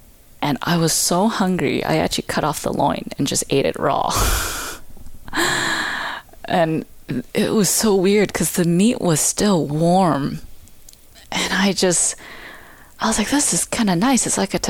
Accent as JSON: {"language": "English", "country": "Canada", "said": "I'm more Canadian than most Canadians because we hunt, we fish."}